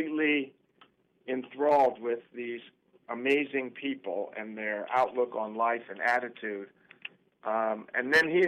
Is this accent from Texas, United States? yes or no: no; Chattanooga, Tennessee, United States; moved away; also born or lived in New York; my hometown in Chattanooga